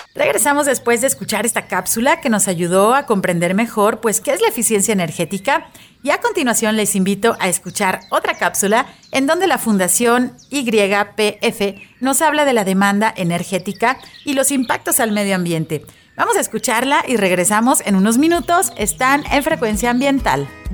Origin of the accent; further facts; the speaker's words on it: Mexico; como mexicanos